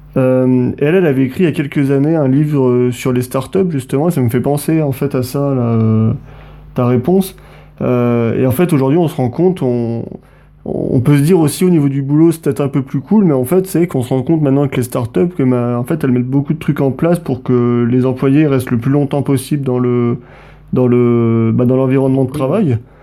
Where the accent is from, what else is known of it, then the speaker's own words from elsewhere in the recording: Montluçon, Auvergne-Rhône-Alpes, France; à l'origine, en fait, euh, avec, Hugo, on vient de Montluçon, dans le centre de la mhm. France